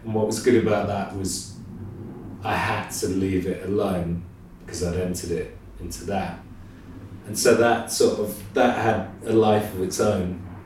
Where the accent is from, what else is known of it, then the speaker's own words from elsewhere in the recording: Midlands, United Kingdom; moved away as an adult; also born or lived in Nottingham / Cheltenham; now in London, United Kingdom; My parents are from, well, my mum's from London, my dad's from Reading, but I grew up in the Midlands